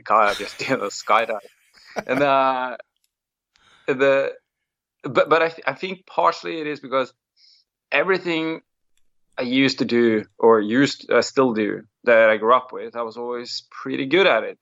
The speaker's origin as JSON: {"language": "English", "town": "Molde", "region": "Møre og Romsdal", "country": "Norway", "tie": "born or raised there", "said": "I come from um from a very like sport sporty place in Norway. It's a small town. It's called Molde"}